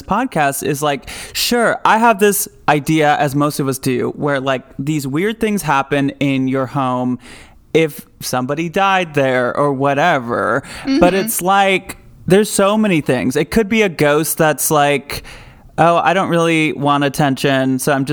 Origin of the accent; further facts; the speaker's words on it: Grand Rapids, Michigan, United States; my hometown of Grand Rapids, Michigan